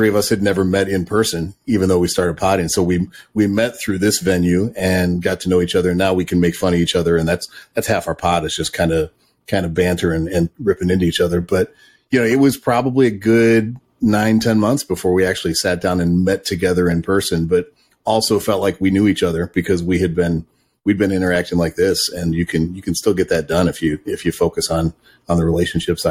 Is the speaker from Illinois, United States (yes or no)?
yes; Chicago, Illinois, United States; moved away as an adult; now in Vermont, United States; I grew up in the Chicago suburbs